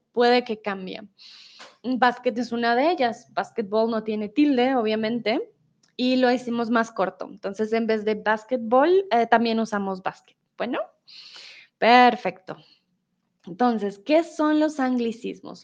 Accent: Colombia; soy de Colombia

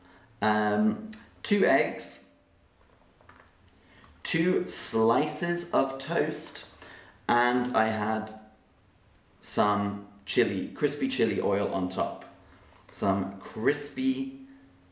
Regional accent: Oxford, South East England, United Kingdom; accent: Southern English, RP; first language German; also born or lived in London; I was born in London and I grew up in Oxford

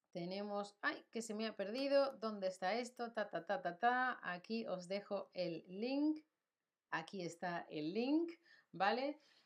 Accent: Spain; now in Germany; yo vivo en Alemania, pero soy de España

